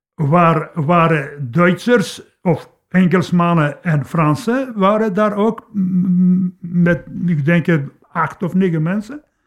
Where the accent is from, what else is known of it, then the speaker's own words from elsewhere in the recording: Poland; Dutch is a second language; moved away as an adult; now in Leopoldsburg, Belgium; ik ben geboren in Polen, tot 31 jaar heb ik daar gewoond.